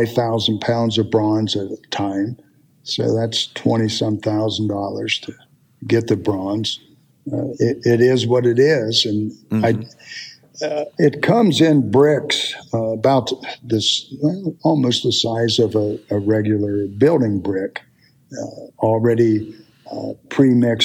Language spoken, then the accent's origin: English; Appalachia, United States; being a Appalachian country boy